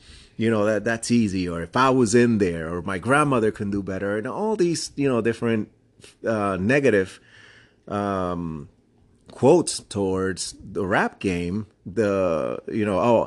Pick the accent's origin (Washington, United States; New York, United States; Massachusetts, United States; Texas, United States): New York, United States; New York City; I grew up in the Bronx, too